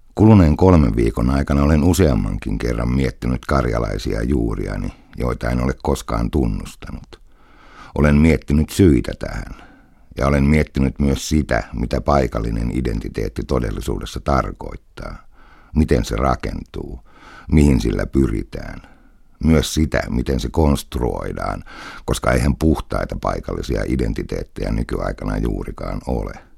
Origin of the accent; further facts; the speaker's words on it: Helsinki, Uusimaa, Finland; also born or lived in Karelia; olevani kolmannen polven stadilainen kummaltakin puolelta.